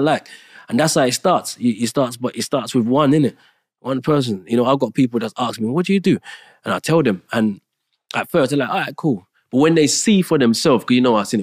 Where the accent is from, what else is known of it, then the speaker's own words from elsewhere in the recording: Jamaica; moved away; I was born in Jamaica